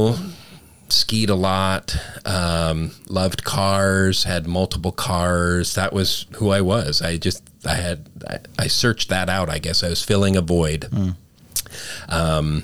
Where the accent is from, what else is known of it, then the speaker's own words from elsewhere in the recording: Calgary, Alberta, Canada; moved away; also born or lived in Winnipeg, Manitoba; I was born in Winnipeg, Manitoba, up in Canada. Grew up mainly in Calgary